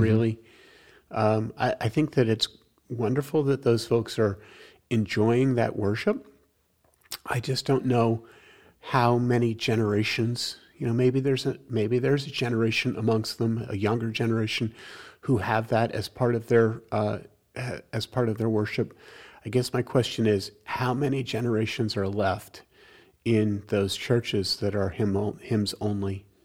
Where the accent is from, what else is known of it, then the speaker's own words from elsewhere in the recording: New York, United States; I'm from New York